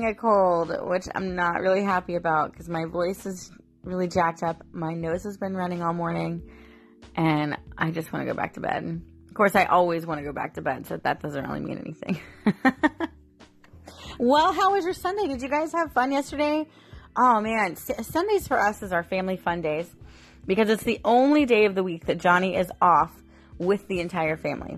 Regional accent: St. Petersburg, Florida, United States; I was born in St. Petersburg. And so Lari Park Zoo and Busch Gardens were like staples for me when I was growing up.

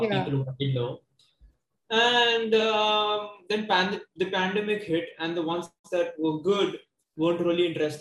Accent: Mumbai, Maharashtra, India; I was born and brought up in South Bombay.

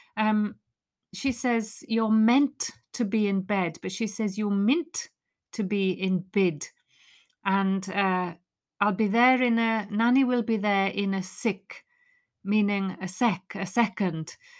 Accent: Wales, United Kingdom; I'm Welsh

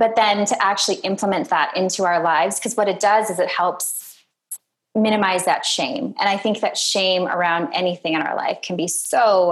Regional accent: Minnesota, United States; moved away; I'm from Minnesota

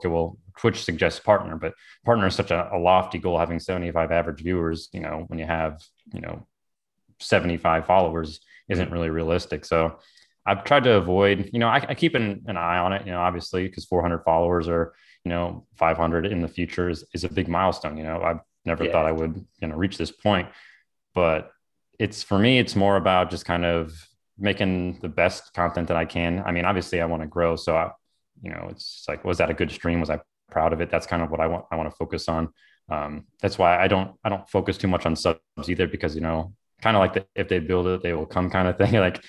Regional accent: Illinois, United States; now in Florida, United States; No, I actually grew up in kind of a little bit north of Chicago, kind of what we call the Chicagoland area, where you're usually like an hour outside of Chicago

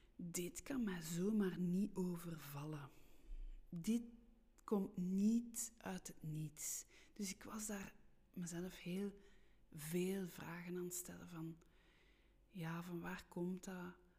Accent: Steenokkerzeel, Flanders, Belgium; accent: rolling r (Brussels); first language French; Dutch is a second language; also born or lived in Brussels; Ik ben geboren in Brussel en misschien hoor je dat aan mijn r, aan mijn rollende r. Ik ben in de twee talen opgevoed, Nederlands-Frans, maar ik ben wel opgegroeid in de Vlaamse rand. Ik ben opgegroeid in het dorpje Steenokkerzeel

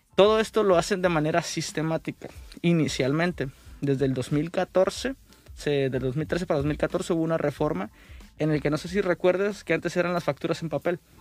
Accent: Mexico; como buenos mexicanos siempre decimos

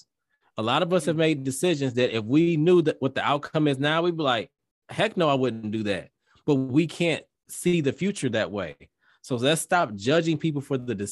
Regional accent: Detroit, Michigan, United States; I'm from Detroit.

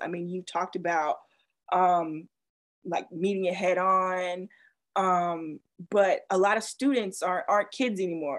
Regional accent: the South, United States; I grew up in the South

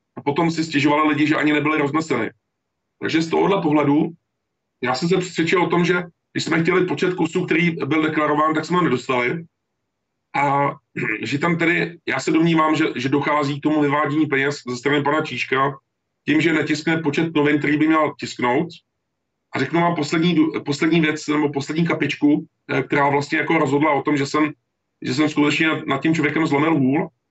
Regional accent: Czechia; já jsem Čech, já jsem, já jsem občan České republiky

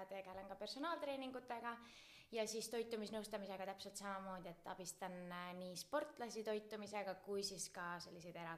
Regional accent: Räpina, Põlva County, Estonia; now in Tartu, Estonia; kust ma tulen, ma olen tegelikult siit Tartu lähedalt või noh, Põlvamaalt pärit

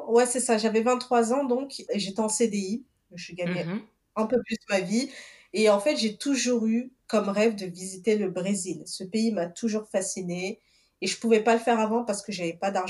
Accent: Portugal; born there; donc je suis originaire du Cap Vert. Je suis née au Portugal d'origine capverdienne.

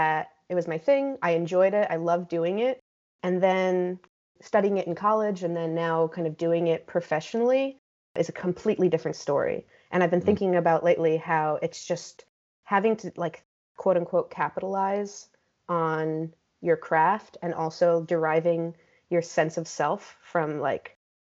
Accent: Teaneck, New Jersey, United States; moved away as an adult; now in St. Louis, United States; been raised in Teaneck and, you know, spent the first 18 years of my life there.

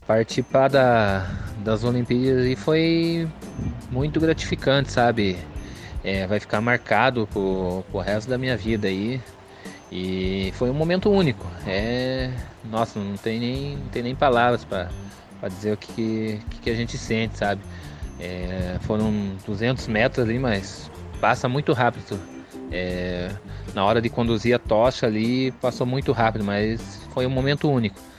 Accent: Piraquara, Paraná, Brazil; eu sou aqui do município de Piraquara

